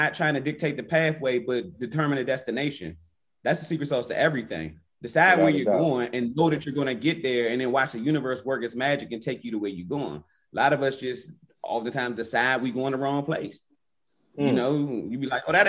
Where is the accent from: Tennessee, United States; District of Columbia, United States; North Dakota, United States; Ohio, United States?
District of Columbia, United States; Washington; I grew up, born and raised in Northwest DC